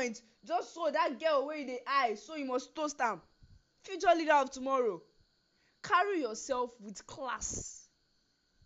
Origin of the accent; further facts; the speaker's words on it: Nigeria; I am proudly Nigerian. I am proudly Yoruba.